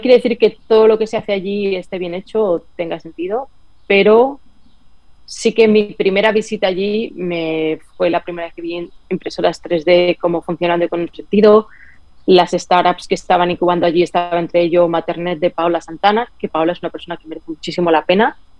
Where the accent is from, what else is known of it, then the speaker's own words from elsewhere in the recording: Spain; moved away as an adult; also born or lived in San Francisco, United States; now in Miami, United States; en España todo es mejor y como, bueno, es diferente, es maravilloso, en mi país, en mi patria, lo amo